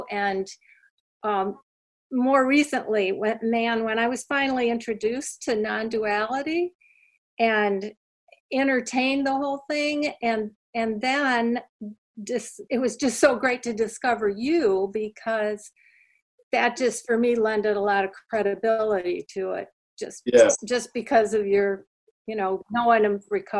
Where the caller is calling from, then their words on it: Asheville, North Carolina, United States; We're coming from Asheville, North Carolina.